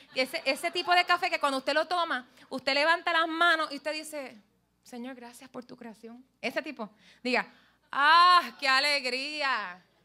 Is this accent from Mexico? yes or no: no; Puerto Rico; como somos todos puertorriqueños aquí